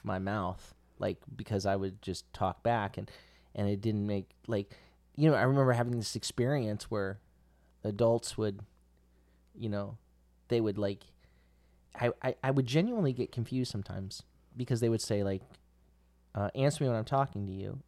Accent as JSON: {"language": "English", "region": "Central Florida", "country": "United States", "said": "I'm not from South Florida, I'm from Central Florida"}